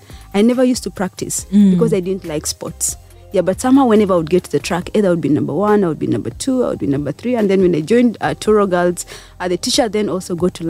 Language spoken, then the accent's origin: English; Kumi district, Eastern Region, Uganda; also born or lived in Soroti, Uganda; I was born in Soroti, okay. In Soroti town. Mm-hmm. I grew up in Kumi district.